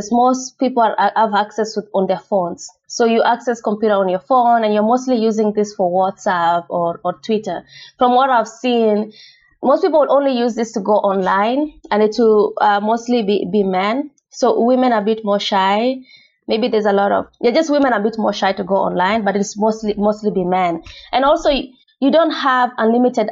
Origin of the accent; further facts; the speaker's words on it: Kenya; moved away as an adult; I grew up in Kenya and I first used a computer when I was 18.